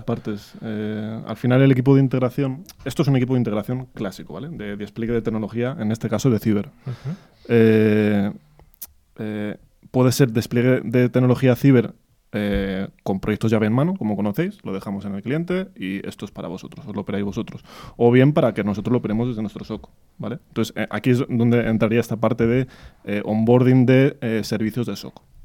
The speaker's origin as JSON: {"language": "Spanish", "town": "Madrid", "region": "Community of Madrid", "country": "Spain", "tie": "born or raised there", "said": "yo soy madrileño, muy madrileño"}